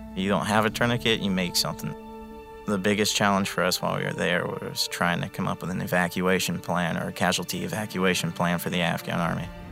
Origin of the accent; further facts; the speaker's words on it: Palm Bay, Florida, United States; I'm from Palm Bay, Florida